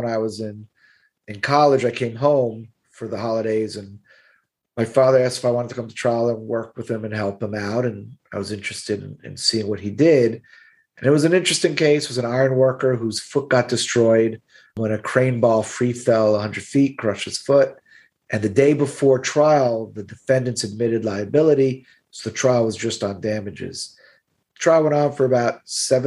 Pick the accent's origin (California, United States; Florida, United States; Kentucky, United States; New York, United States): Florida, United States; Miami; accent: Brooklyn; I'm born and raised in Miami. I went away to college, but I knew I wanted to live and practice in Miami.